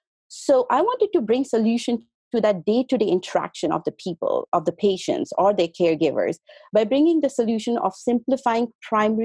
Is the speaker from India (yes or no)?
yes; India; moved away as an adult; also born or lived in St. Petersburg, Russia; now in Los Angeles, United States; I was born in India, and I went to Russia, St. Petersburg, for my medical school. There I did my medicine and went back to India to practice as a physician